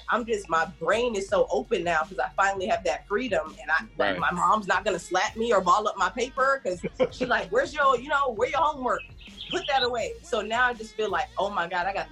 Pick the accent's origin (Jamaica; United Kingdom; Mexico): Jamaica; we're Jamaican, we kill goats. This is normal for us.